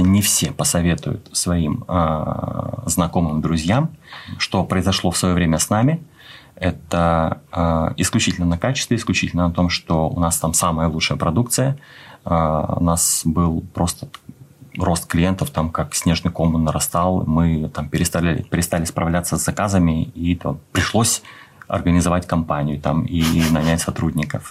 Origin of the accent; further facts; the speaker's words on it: Khabarovsk, Khabarovsk Krai, Russia; moved away as an adult; now in Moscow, Russia; Родился я на Дальнем Востоке, в Хабаровске